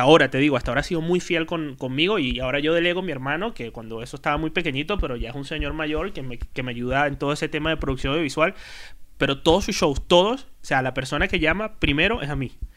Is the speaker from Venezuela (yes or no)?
yes; Venezuela; moved away as an adult; now in Spain; soy el único venezolano que trabaja